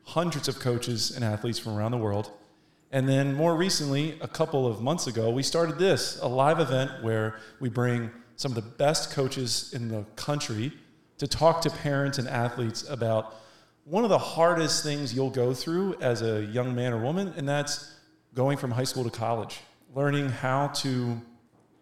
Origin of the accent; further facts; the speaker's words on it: Washington, District of Columbia, United States; I'm finally here in D.C.